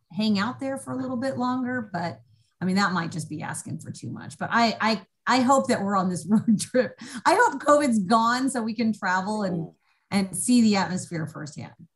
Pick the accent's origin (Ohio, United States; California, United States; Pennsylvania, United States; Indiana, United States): Indiana, United States; Indianapolis; I grew up in Indianapolis